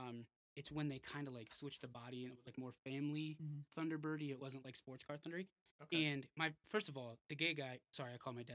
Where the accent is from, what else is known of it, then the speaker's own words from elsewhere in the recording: New York, United States; Yeah, I just said that. Born and bred in New York.